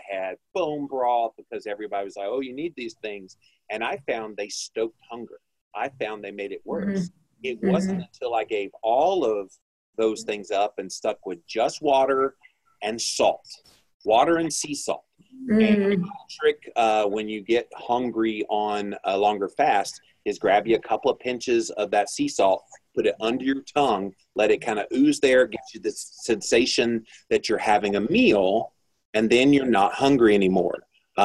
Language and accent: English; South Carolina, United States; moved away; also born or lived in Virginia Beach, Virginia; my home state